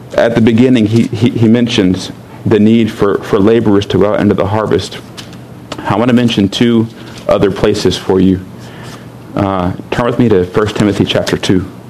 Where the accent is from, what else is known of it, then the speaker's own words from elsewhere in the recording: United States; I'm an American